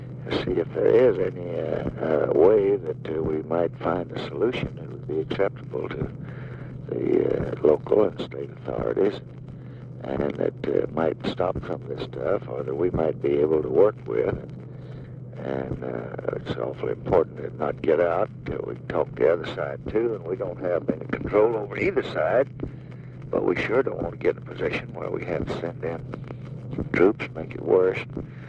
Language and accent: English; Tennessee, United States; I'm here because I come from Tennessee, and I know the situation.